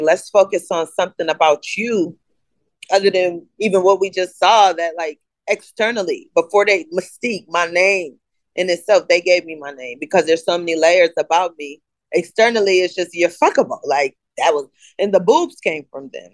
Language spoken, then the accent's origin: English; East Coast, United States; also born or lived in Connecticut / New York; I'm from the East Coast. I was born between Connecticut and New York.